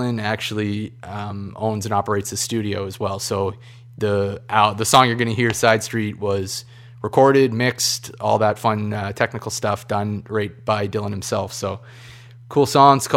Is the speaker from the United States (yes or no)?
no; Saint John, New Brunswick, Canada; now in Fredericton, Canada; I'm from St. John, but I've lived in Fredericton for the last 5 years